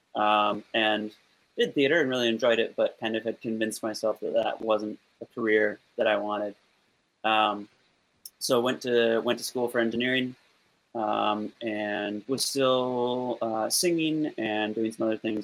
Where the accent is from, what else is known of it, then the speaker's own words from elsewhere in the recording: Olympia, Washington, United States; now in Seattle, United States; I grew up in Olympia, which is like 60 miles south